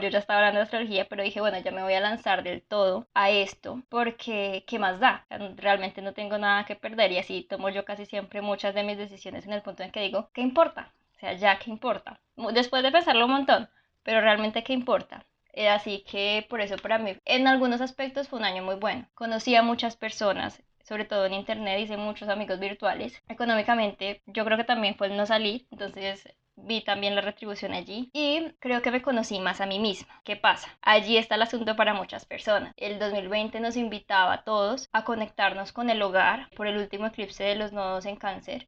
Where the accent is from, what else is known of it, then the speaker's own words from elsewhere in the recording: Cartago, Valle del Cauca, Colombia; yo soy de Cartago